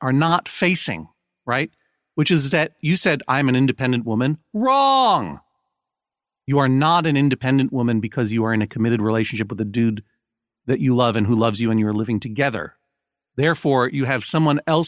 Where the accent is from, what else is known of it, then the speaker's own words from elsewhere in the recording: Brookline, Massachusetts, United States; moved away as an adult; I'm from Brookline, Massachusetts, and I spent quite a bit of my growing up time in the area